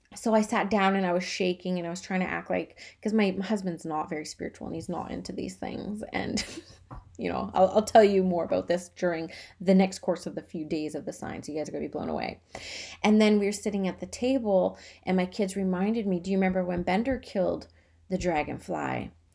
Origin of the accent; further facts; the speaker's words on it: Canada; I'm Canadian.